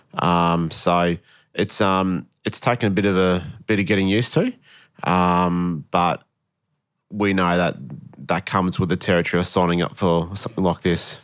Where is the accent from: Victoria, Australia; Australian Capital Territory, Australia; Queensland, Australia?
Queensland, Australia; moved away as an adult; also born or lived in Wollongong, New South Wales / Brisbane; moved to Queensland when I was three